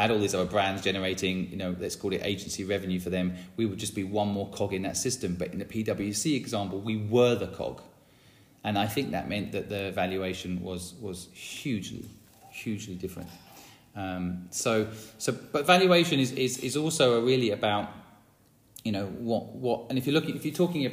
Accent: St Neots, East of England, United Kingdom; my hometown of St. Neots

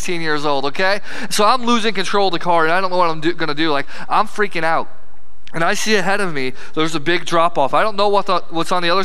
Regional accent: Herscher, Illinois, United States; I'm from Hersher, Illinois

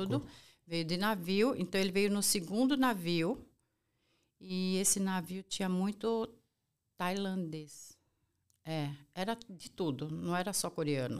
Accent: São Paulo, Brazil; sou brasileira, eu sou nascida aqui em São Paulo

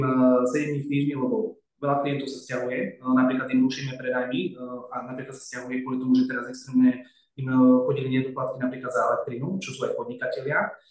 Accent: Slovakia; now in Dubai, United Arab Emirates; sme Slováci

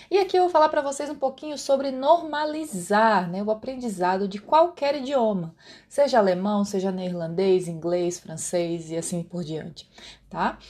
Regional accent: Brazil; accent: Brazilian Portuguese; first language Brazilian Portuguese; o meu idioma nativo é o português brasileiro

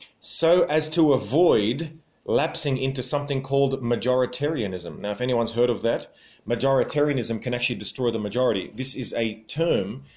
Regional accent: Sydney, New South Wales, Australia; I am from Sydney

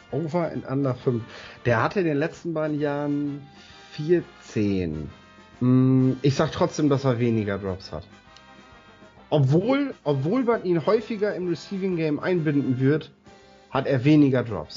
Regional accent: Northern Germany, Germany; ich als Norddeutscher

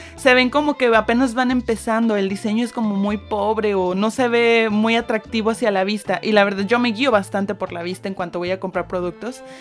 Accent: Mexico; orgullosa de ser mexicana

